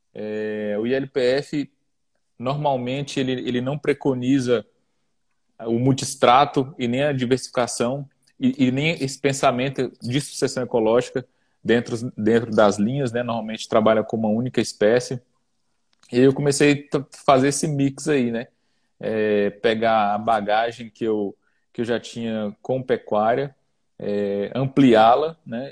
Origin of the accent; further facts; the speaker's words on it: Brasília, Federal District, Brazil; sou natural de Brasília